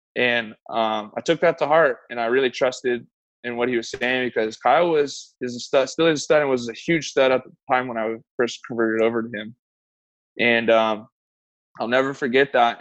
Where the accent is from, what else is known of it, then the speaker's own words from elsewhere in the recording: San Diego, California, United States; now in Bay Area, United States; I grew up in San Diego, moved up to the Bay Area when I was about 21